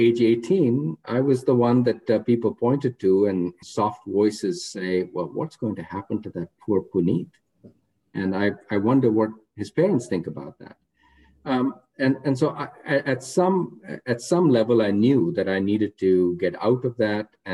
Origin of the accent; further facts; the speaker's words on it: Rohtak, Haryana, India; I grew up in a town called Rohtak, which is 40 miles west of New Delhi